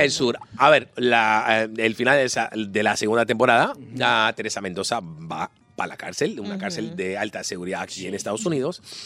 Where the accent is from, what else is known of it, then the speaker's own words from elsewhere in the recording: Lisbon, Portugal; Spanish is a second language; now in Venezuela; Yo soy portugués, De Lisboa